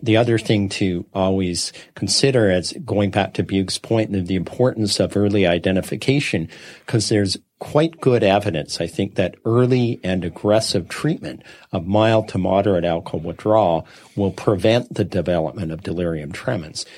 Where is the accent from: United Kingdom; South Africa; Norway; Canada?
Canada; Saskatchewan; I grew up in Saskatchewan